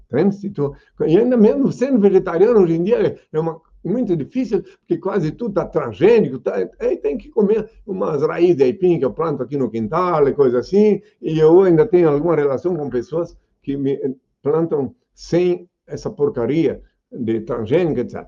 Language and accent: Portuguese; Indaial, Santa Catarina, Brazil; o lugar que eu nasci é, é uma pequena aldeia chamada Indaial. Na verdade, eu nasci no Rio Morto, no campo chamado Rio Morto, o lugar onde eu nasci, que é no município de Indaial.